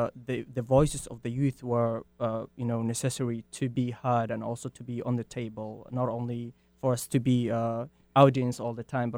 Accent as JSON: {"language": "English", "country": "Kenya", "tie": "born or raised there", "also_born_or_lived": "Somalia", "moved": "as an adult", "lives_now": "Washington, United States", "said": "And I am from Somalia originally, but yes, I grew up in Kenya, and I came here 3 years ago as a refugee."}